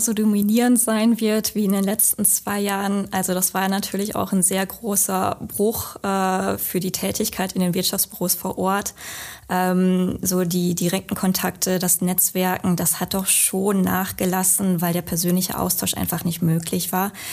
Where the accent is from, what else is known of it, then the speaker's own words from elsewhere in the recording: western Münsterland, North Rhine-Westphalia, Germany; moved away as an adult; now in Essen, Germany; ich bin gebürtige Münsterländerin. Also ich bin im westlichen Münsterland geboren, aufgewachsen.